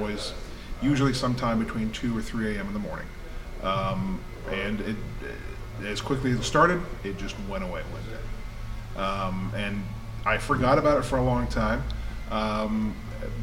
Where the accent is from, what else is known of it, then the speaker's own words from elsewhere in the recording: Texas, United States; now in Tennessee, United States; when I was about 9-10 years old, growing up in Texas.